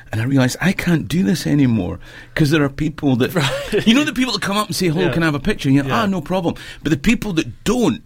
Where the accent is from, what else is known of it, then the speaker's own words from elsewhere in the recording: Perth, Scotland, United Kingdom; I'm from Perth, and Scone, you know, where Scottish kings were crowned, is just outside